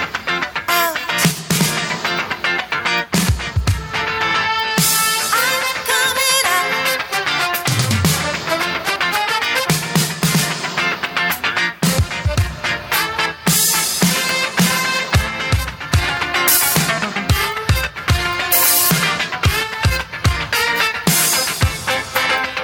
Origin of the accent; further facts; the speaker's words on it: Bruges, Flanders, Belgium; Since I come from Belgium, I have known mass tourism for my whole life because I live in Bruges